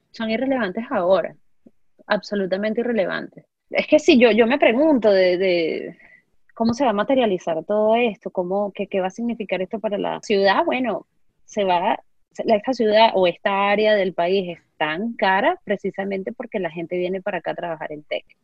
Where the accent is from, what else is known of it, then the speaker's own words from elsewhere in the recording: Spain; moved away as an adult; now in United States; Yo vengo de, vengo de España, dejé a mí, por pensar en amigos que, que están acá, que son españoles, dejé a mi familia hace unos 5 o 6 años.